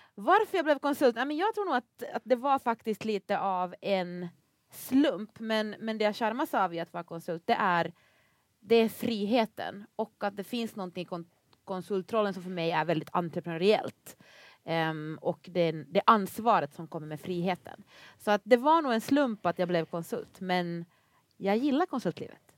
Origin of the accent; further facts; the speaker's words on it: Finland; accent: Finland-Swedish ("Mumindialekten"); moved away as an adult; now in Sweden; jag är ju då finlandssvensk